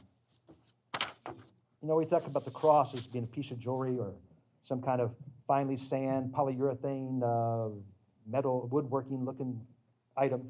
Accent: the South, United States; I grew up religious in the South

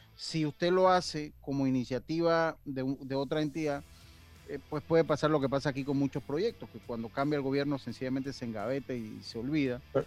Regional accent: Los Santos, Panama; also born or lived in Chiriquí; now in Panama City, Panama; Soy cédula siete, entonces. Y me fui muy joven allá a vivir a Panamá, yo jamás me he podido considerar capitalino, nunca y con el respeto de los capitalinos, que los, ah, eh, los estimo mucho, eh, pero yo soy santeño

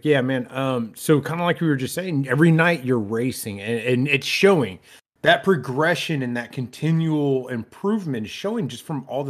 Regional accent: New York, United States; I work at a casino, okay? And then I'm from New York.

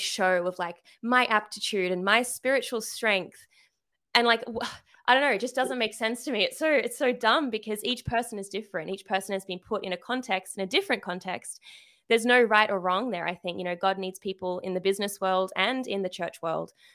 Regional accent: Sydney, New South Wales, Australia; I am from Sydney, Australia, so yes, the accent

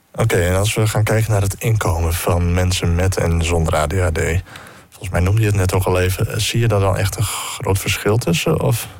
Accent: Netherlands; wij Nederlanders

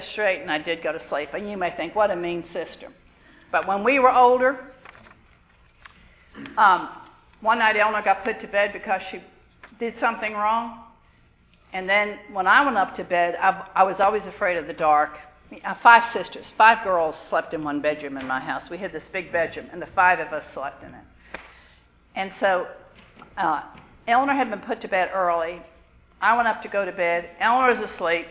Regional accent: New York City, New York, United States; I grew up in New York, bunches of kids in my class

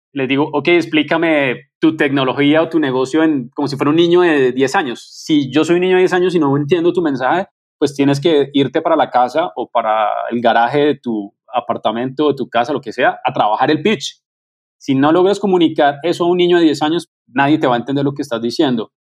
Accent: Colombia; me siento muy orgulloso como colombiano

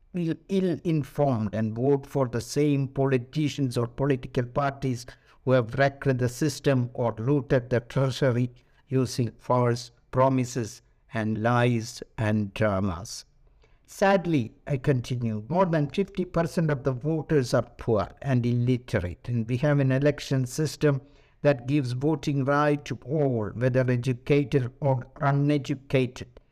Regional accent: Thrissur, Kerala, India; moved away; also born or lived in Delhi; my native place, Trichure in Kerala

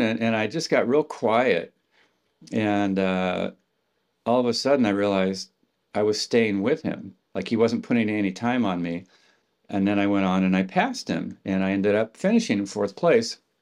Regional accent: Palo Alto, California, United States; I grew up in Palo Alto, right across the street from Stanford University

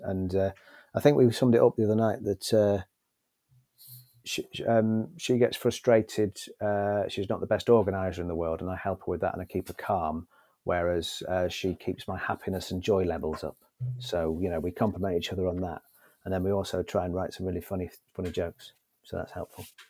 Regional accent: Northwich, North West England, United Kingdom; Northwich, my hometown

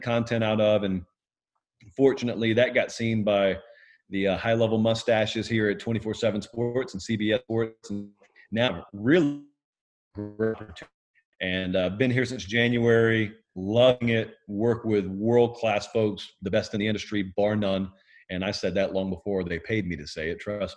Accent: Columbus, Georgia, United States; also born or lived in Fortson, Georgia; I hail from Columbus, Georgia, just north of there in Fortson, Georgia

